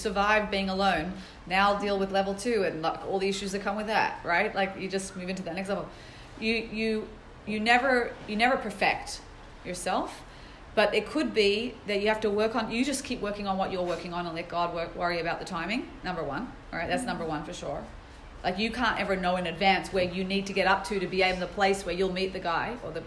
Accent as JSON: {"language": "English", "town": "Sydney", "region": "New South Wales", "country": "Australia", "tie": "born or raised there", "moved": "yes", "said": "I grew up in Sydney, Australia, jumping around with the kangaroos"}